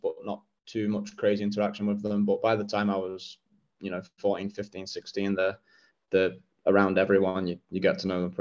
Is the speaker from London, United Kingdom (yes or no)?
no; Nottingham, East Midlands, United Kingdom; moved away as an adult; I grew up in Nottingham, a place called Clifton. So lived in the same household my whole childhood